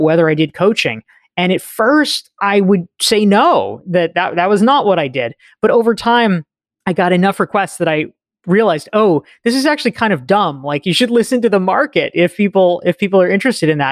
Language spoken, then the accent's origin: English; North Carolina, United States; moved away as an adult; also born or lived in Somerville, Massachusetts; I grew up in North Carolina and I booked it out of there as quickly as I could